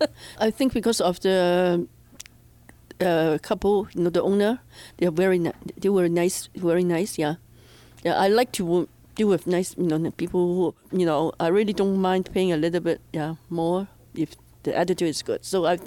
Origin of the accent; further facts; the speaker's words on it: Hong Kong; now in Edmonton, Canada; I came to Edmonton from Hong Kong in 1977, actually.